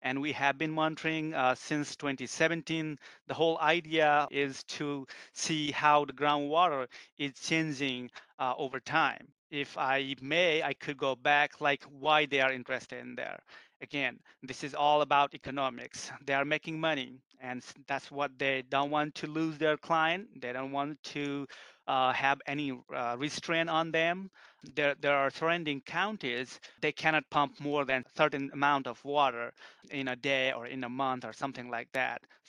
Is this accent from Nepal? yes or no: yes; Nepal; now in United States; I'm originally from Nepal.